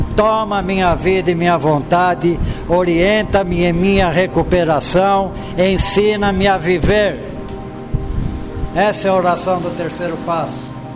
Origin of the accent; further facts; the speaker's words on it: São Paulo, Brazil; moved away as an adult; sou de São Paulo